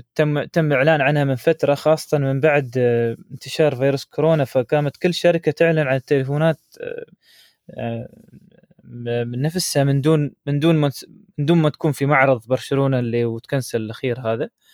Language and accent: Arabic; United Arab Emirates; عندنا في الامارات